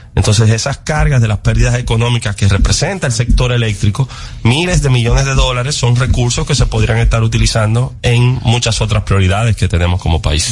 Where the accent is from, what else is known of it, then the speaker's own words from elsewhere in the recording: Dominican Republic; como dominicanos